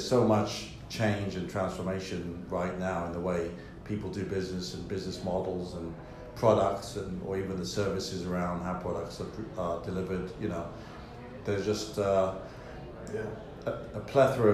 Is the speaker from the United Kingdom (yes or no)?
yes; London, United Kingdom; I love my hometown. I love London